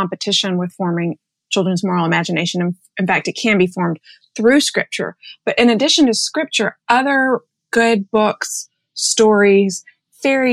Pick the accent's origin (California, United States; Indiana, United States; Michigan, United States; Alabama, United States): Alabama, United States; Birmingham; now in New York City, United States; I grew up in Birmingham, Alabama.